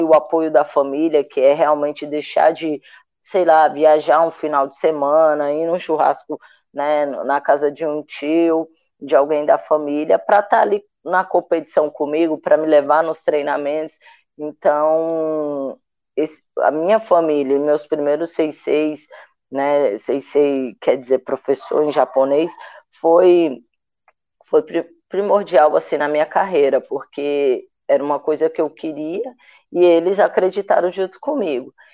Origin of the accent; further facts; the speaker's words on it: Ceilândia, Federal District, Brazil; moved away; also born or lived in Minas Gerais; Sou natural de Brasília, mas numa cidade satélite de Brasília, chamada Ceilândia Sul. E aí, na minha quadra, tinha um SESI